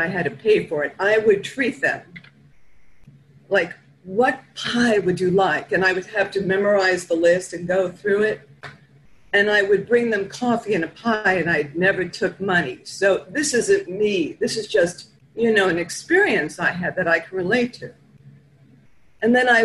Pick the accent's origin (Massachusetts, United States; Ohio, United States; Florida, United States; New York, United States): New York, United States; New York City; I'm from Flatbush. It's in Brooklyn